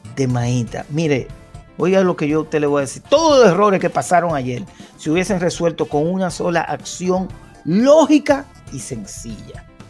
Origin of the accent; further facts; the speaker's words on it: Dominican Republic; Nosotros como dominicanos